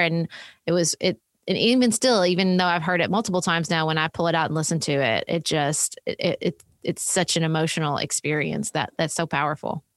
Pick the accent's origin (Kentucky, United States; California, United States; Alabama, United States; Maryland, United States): Kentucky, United States; Paducah; my hometown of Paducah, Kentucky, which is where I live